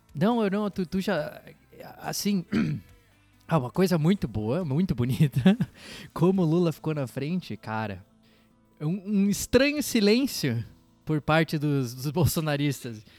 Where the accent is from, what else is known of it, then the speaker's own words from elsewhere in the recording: Santa Catarina, Brazil; a gente é catarinense